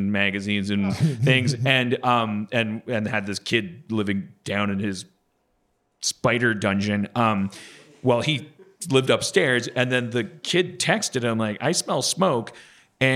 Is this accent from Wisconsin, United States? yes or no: yes; Wisconsin, United States; I'm from Wisconsin